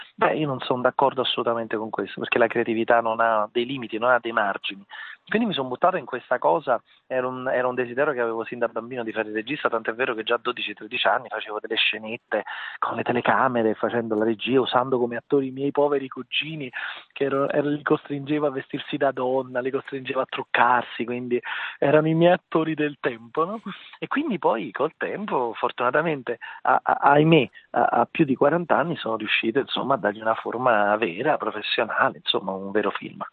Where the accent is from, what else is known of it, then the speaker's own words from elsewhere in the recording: Naples, Campania, Italy; il nome della mia città, ovviamente è un omaggio alla mia terra, alla mia città